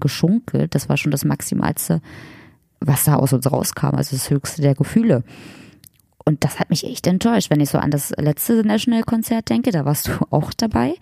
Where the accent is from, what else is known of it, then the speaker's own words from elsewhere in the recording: Magdeburg, Saxony-Anhalt, Germany; aus Magdeburg, aus meiner Heimatstadt